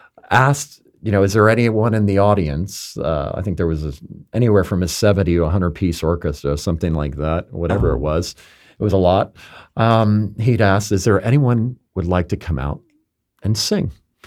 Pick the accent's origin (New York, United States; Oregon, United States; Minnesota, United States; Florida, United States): Florida, United States; Palm Beach; my hometown